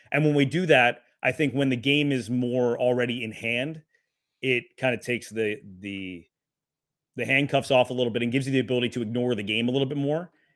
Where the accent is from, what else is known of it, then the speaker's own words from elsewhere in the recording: Wisconsin, United States; I was born in Wisconsin